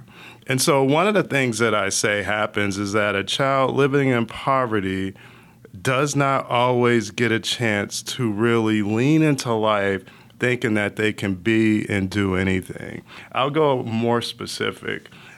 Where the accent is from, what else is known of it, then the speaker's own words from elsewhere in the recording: Bloomfield, Connecticut, United States; But I grew up in Bloomfield, Connecticut, a small town outside of Hartford. I was really 2 hours from Boston and 2 hours from Manhattan.